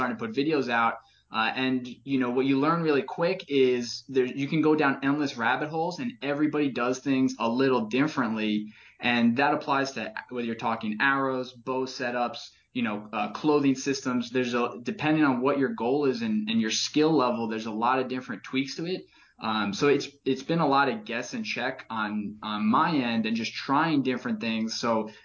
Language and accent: English; Catskills, upstate New York, United States; grew up hunting in the Catskills of upstate New York